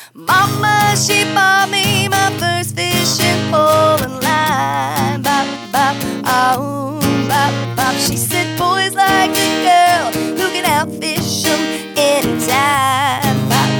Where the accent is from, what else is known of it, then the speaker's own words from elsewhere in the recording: Missouri, United States; Well, I grew up in the Ozark Mountains in southwest Missouri, a little teeny tiny town of 4,000 people. My parents have a turf and cattle farm.